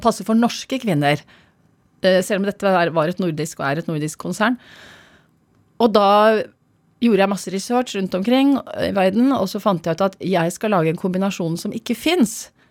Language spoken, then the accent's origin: Norwegian; Oslo, Norway; Jeg har vokst opp på, på Stovner